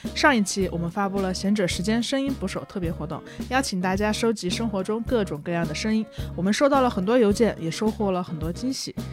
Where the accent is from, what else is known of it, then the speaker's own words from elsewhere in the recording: Hunan, China; now in Beijing, China; 我是湖南人，我在北京